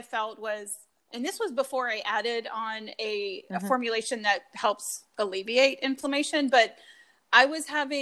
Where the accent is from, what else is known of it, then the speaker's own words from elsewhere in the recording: North Carolina, United States; now in Chicago, United States; I grew up in North Carolina